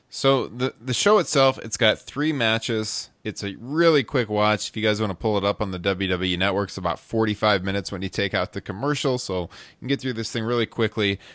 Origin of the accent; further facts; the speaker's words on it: Midwest, United States; growing up in the Midwest